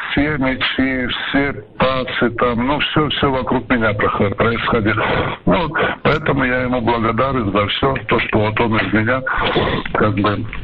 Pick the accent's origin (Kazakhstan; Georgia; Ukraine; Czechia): Georgia; Kutaisi, Imereti; also born or lived in Maykop, Russia; Вообще в статистике у меня везде написано, что я родился в Кутаисе. На самом деле я родился в России, в город Майкоп есть такой